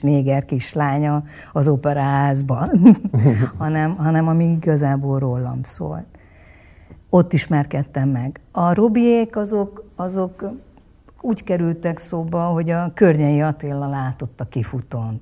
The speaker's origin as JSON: {"language": "Hungarian", "country": "Hungary", "tie": "born or raised there", "also_born_or_lived": "Vietnam / Munich, Germany / Vienna, Austria", "said": "Ez csak Magyarországhoz köt"}